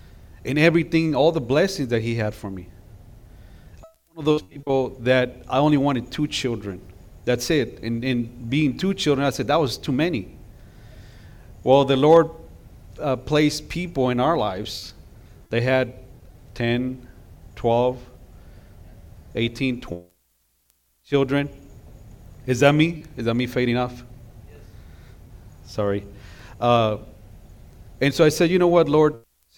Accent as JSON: {"language": "English", "region": "California", "country": "United States", "said": "We're from California. So when we got to Texas, you know, those bumper stickers that say, I got here as soon as I could. Yeah, that was us."}